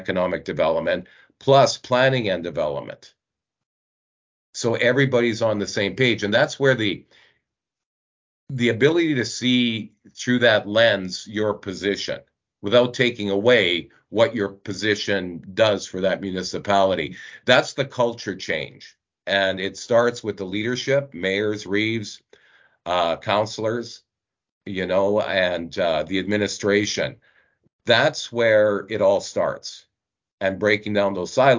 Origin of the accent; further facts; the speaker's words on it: Northeast Alberta, Canada; I grew up in Northeast Alberta